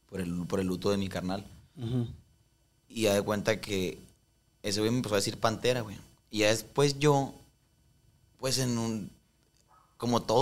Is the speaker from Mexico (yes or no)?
yes; Culiacán, Sinaloa, Mexico; moved away; also born or lived in Tijuana; sí, sí, sí. sí. Culiacán.